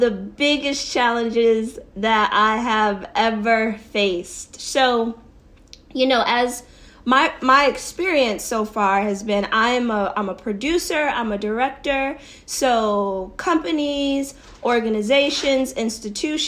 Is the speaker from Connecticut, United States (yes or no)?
yes; Connecticut, United States; moved away as an adult; now in New York City, United States; I'm originally from Connecticut, and I'm super proud of being from Connecticut.